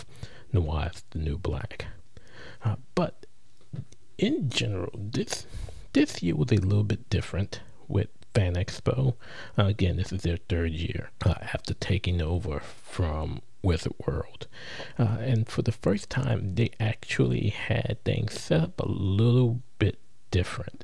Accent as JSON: {"language": "English", "town": "New Orleans", "region": "Louisiana", "country": "United States", "tie": "born or raised there", "said": "the Crescent City, which is my hometown"}